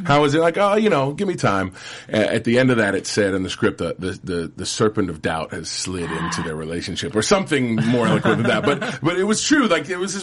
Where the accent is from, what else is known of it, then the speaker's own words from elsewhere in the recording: Indiana, United States; moved away as an adult; now in Los Angeles, United States; I'm from Indiana.